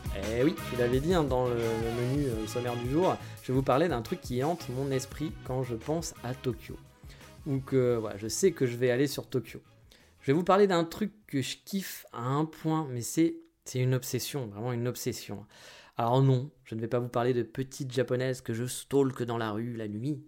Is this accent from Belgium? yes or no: no; France; moved away as an adult; now in Japan; J'ai quitté la France pour certaines raisons aussi